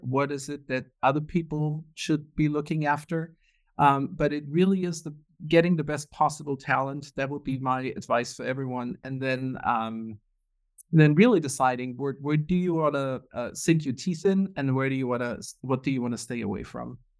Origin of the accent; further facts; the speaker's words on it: Germany; moved away as an adult; also born or lived in Munich, Germany / Houston, Texas; born and raised in Germany